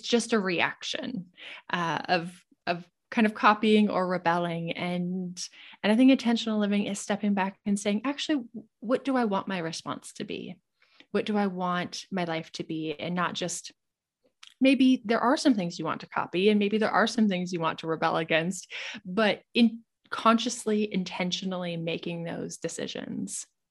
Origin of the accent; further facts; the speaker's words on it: Montana, United States; moved away as an adult; I grew up in Montana